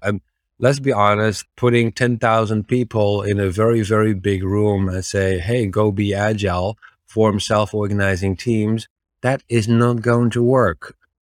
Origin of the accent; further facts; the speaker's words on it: Netherlands; I'm from the Netherlands, originally a software engineer